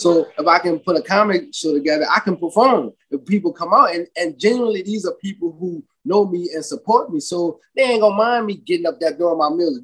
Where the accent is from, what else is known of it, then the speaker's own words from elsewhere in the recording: New Orleans, Louisiana, United States; moved away as an adult; also born or lived in Lafayette, Louisiana; now in California, United States; born and raised in New Orleans